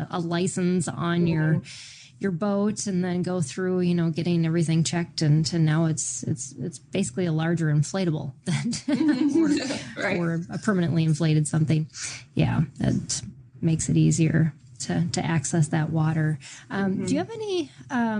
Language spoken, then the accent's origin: English; Minnesota, United States; I grew up in Minnesota